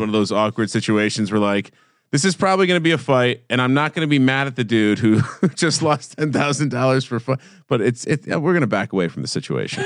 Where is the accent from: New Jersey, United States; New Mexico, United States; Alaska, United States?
New Jersey, United States; Fanwood; I'm from a, a small town called Fanwood